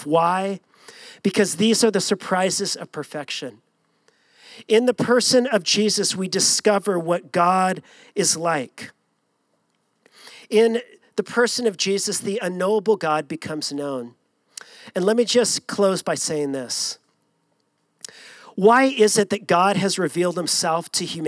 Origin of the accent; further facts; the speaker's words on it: Long Beach, California, United States; growing up in Southern California, born and raised in Long Beach